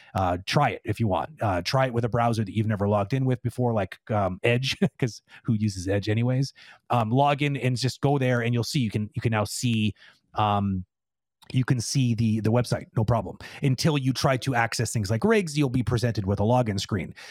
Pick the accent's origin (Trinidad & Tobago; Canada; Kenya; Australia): Canada; Toronto, Ontario; now in Quebec, Canada; I'm originally from Toronto